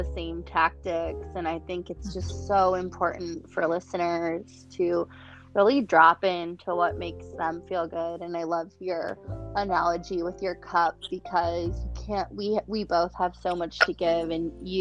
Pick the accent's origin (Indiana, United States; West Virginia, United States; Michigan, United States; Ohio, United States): Michigan, United States; Detroit; also born or lived in Chicago; now in San Francisco, United States; I was born in Detroit